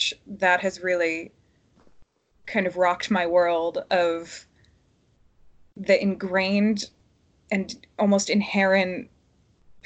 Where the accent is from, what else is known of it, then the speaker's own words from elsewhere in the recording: Philadelphia, Pennsylvania, United States; moved away as an adult; also born or lived in Dublin; now in London, United Kingdom; I'm American. I'm from Philadelphia, but I've lived in London for the last almost 3 years, and I lived in Dublin before